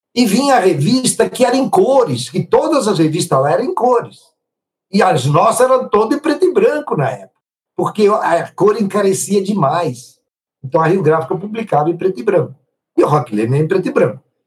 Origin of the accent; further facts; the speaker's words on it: Italy; now in Brazil; Sou italiano até hoje, não me naturalizei